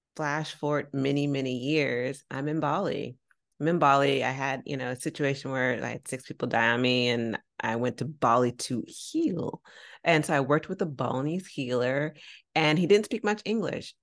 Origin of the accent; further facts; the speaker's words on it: San Francisco, California, United States; I'm from San Francisco